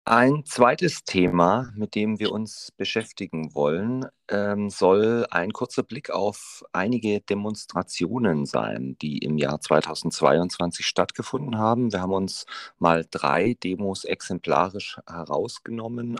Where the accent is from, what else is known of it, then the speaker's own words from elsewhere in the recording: Ulm, Baden-Württemberg, Germany; meine Heimatstadt Ulm